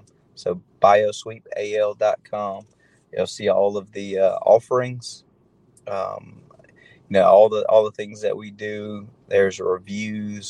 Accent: Auburn, Alabama, United States; moved away as an adult; also born or lived in Atlanta, Georgia / West Point, Georgia; I'm born and raised in the Auburn, Opelika area

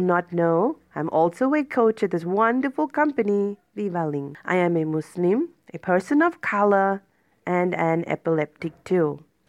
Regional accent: Cape Town, Western Cape, South Africa; I am a thirty-five-year-old woman from Cape Town, South Africa

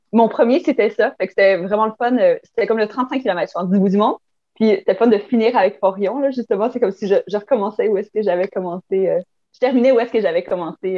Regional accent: Chandler, Quebec, Canada; Je viens de Chandler, en Gaspésie

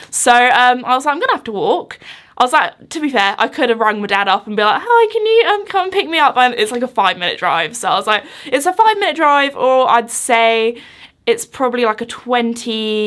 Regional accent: United Kingdom; growing up in the British countryside as a kid and still living there now.

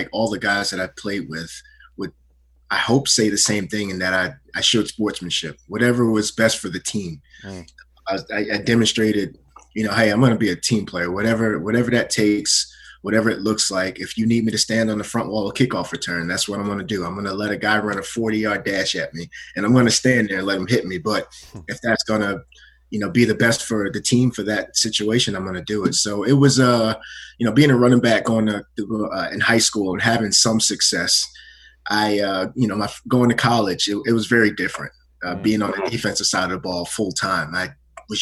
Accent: Amityville, New York, United States; born and raised in Amityville, New York

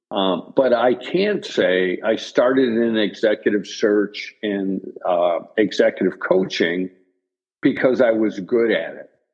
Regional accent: Chicago, Illinois, United States; I'm originally from Chicago and still live in Chicago

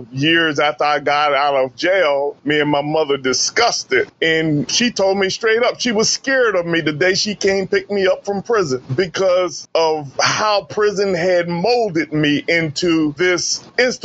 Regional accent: Sussex County, Delaware, United States; I grew up in Sussex County, Delaware

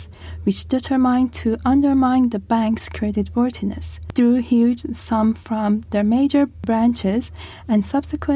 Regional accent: Iran; now in Australia; I'm also from Iran

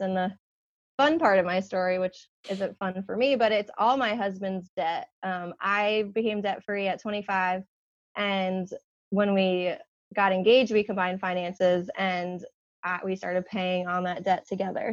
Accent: Long Island, New York, United States; now in South Carolina, United States; I live in South Carolina, but I was born and raised in New York on Long Island

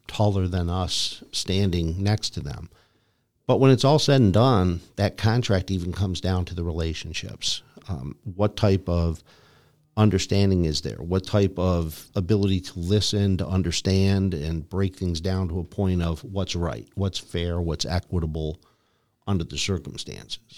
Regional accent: Lyndhurst, Ohio, United States; I grew up in Cleveland, a suburb, Lyndhurst, Ohio

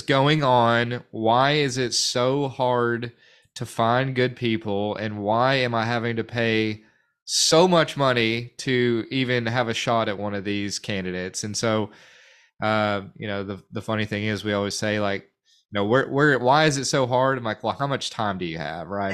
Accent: North Little Rock, Arkansas, United States; also born or lived in Fort Smith; born and raised in North Little Rock, uh, Dogtown. I guess technically I was born in Fort Smith, but I moved to North Little Rock when I was in kindergarten

